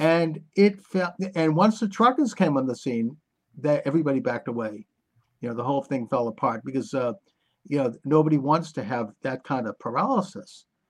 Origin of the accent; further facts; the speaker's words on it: United States; as an American